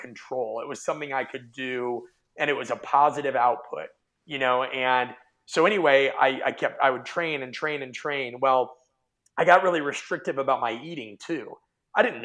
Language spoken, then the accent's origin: English; Omaha, Nebraska, United States; I grew up in Omaha, Nebraska